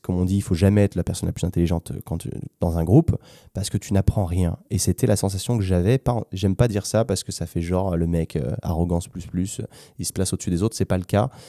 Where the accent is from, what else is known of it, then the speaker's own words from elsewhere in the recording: France; moved away as an adult; also born or lived in London / Spain; je suis français moi aussi